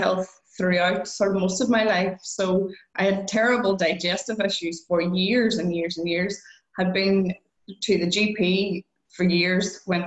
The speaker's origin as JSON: {"language": "English", "country": "Ireland", "said": "I'm Irish"}